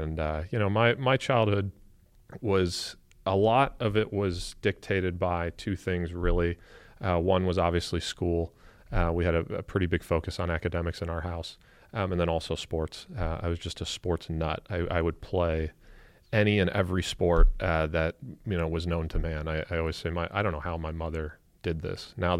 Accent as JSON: {"language": "English", "town": "Avon Lake", "region": "Ohio", "country": "United States", "tie": "born or raised there", "said": "Yeah. I mean, I had a great, wonderful American childhood. Was fortunate to grow up in a great, loving home. We had a lot of family in the area."}